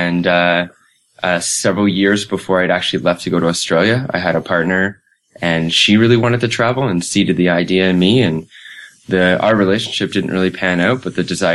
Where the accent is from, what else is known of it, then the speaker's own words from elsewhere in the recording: Kitchener, Ontario, Canada; moved away as an adult; also born or lived in London, Ontario; now in Calgary, Canada; I spent the most memorable years of my life growing up in Kitchener, though I was originally born in London, Ontario